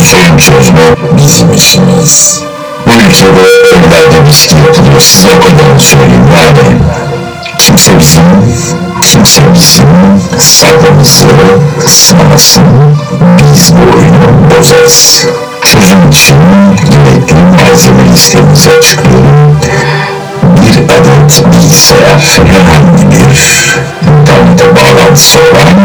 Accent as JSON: {"language": "Turkish", "country": "Turkey", "said": "biz Türk'üz"}